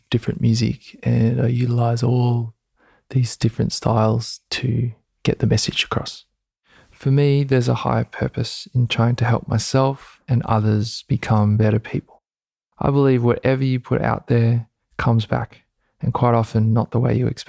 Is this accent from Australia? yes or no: yes; Gold Coast, Queensland, Australia; moved away as an adult; now in Byron Bay, Australia; I was brought up on the Gold Coast in Queensland, Australia by my Australian father and my Samoan mother